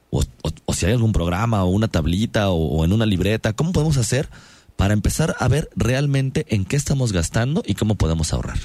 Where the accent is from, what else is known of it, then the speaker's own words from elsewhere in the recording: Mexico; cómo somos como mexicanos